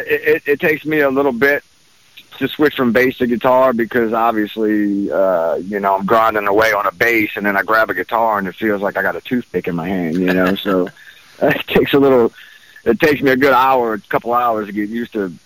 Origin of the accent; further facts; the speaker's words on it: New Orleans, Louisiana, United States; moved away as an adult; now in Houston, United States; I was born and raised there, you know, lived there most of my adult life.